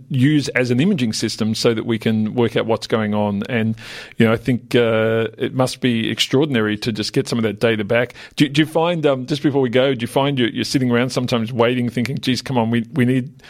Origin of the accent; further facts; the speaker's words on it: Australia; an Australian